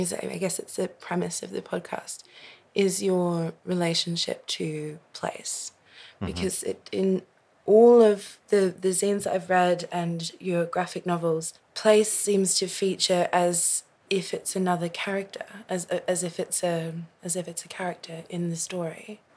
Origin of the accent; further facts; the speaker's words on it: Australia; also born or lived in Queensland; to say I'm Australian seems like the thing that I should say